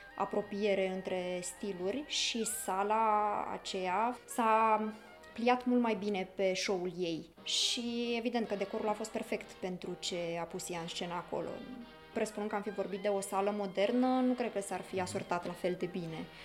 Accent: Romania; din ce țară călătoresc și în momentul în care am spus România

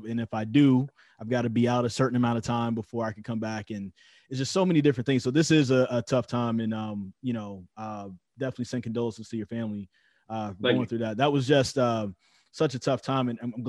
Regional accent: Greensboro, North Carolina, United States; growing up in Greensboro

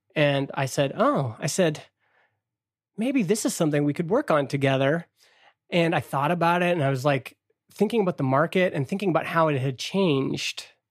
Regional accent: Stony Plain, Alberta, Canada; I'm a kid from Stony Plain, Alberta

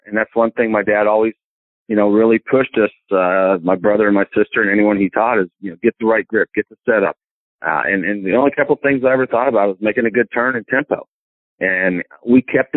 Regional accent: Marion, Indiana, United States; moved away as an adult; also born or lived in Johnstown, Pennsylvania / Tennessee; now in Greenwood, United States; growing up in Indiana

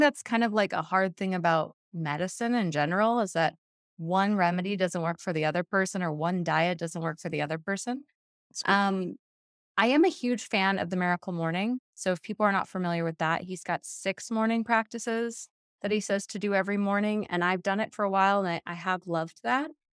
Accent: Hawaii, United States; now in Colorado, United States; most of my favorite activities are water sports because I grew up in Hawaii

